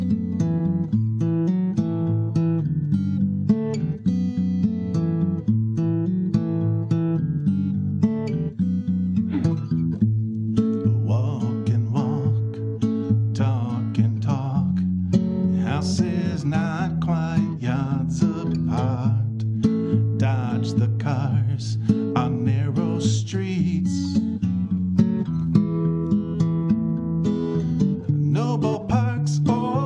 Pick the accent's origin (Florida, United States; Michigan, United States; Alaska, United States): Michigan, United States; East Detroit; I grew up in East Detroit, so that's a suburb of Detroit